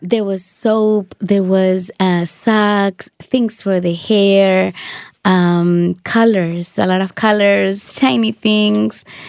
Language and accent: English; Dominican Republic; moved away; I grew up in the Dominican Republic.